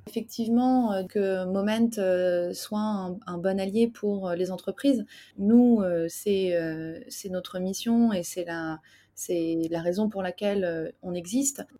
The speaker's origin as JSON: {"language": "French", "town": "Paris", "region": "Île-de-France", "country": "France", "said": "je suis parisien."}